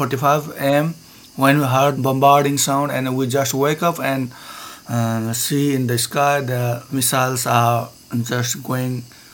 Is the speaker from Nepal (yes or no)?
yes; Nepal; English is a second language; from Nepal.